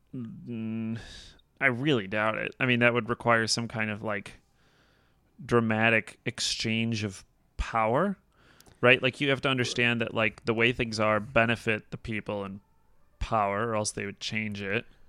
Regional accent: United States; as an American

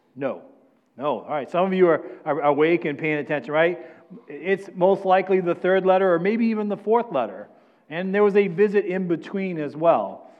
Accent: New England, United States; moved away; I'm from New England

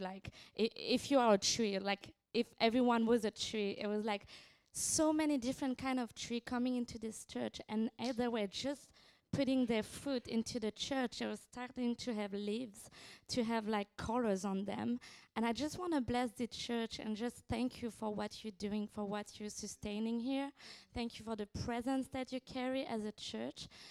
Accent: France; from France, uh, from the Barn team

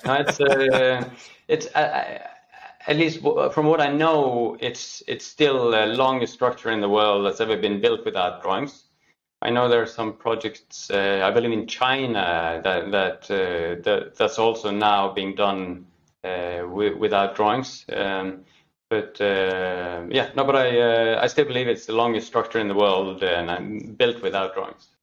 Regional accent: Norway; born and raised in Norway, uh, now working in Oslo, Norway

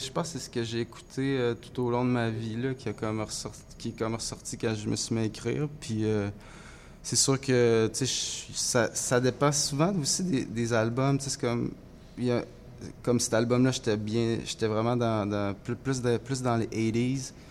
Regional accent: Chibougamau, Quebec, Canada; first language French; c'est ma langue. Je viens de Chibougamau

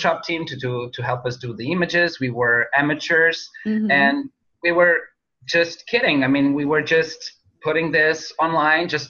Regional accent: North, Portugal; we're based in Portugal, in my hometown, Oliveira das Meis

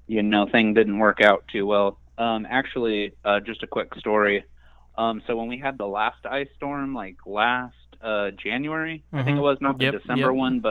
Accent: Southern California, United States; moved away; also born or lived in the South; I'm from Southern California

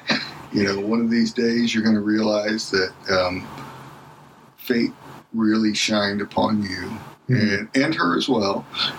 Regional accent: Cincinnati, Ohio, United States; And I grew up in the baseball environment and, you know, growing up in Cincinnati during the Big Red Machine.

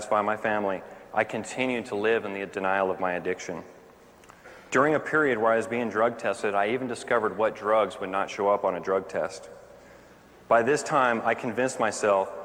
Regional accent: Orange County, California, United States; I grew up right here in Orange County

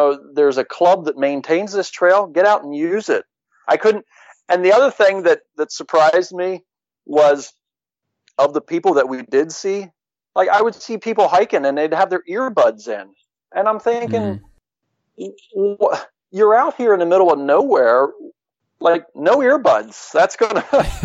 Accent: Pennsylvania, United States; We're from Pennsylvania.

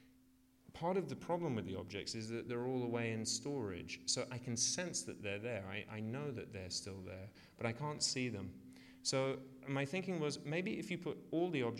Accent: Australia; moved away; also born or lived in United Kingdom; I grew up in Australia

